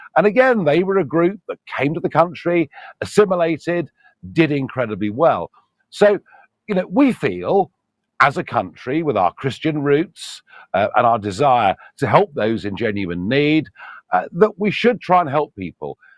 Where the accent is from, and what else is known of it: United Kingdom